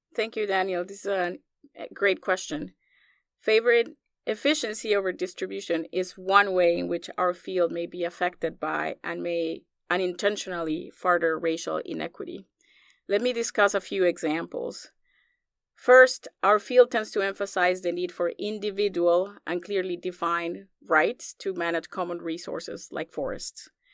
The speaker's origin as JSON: {"language": "English", "country": "Colombia", "tie": "born or raised there", "also_born_or_lived": "Iowa, United States", "moved": "as an adult", "lives_now": "United States", "said": "growing up in Colombia"}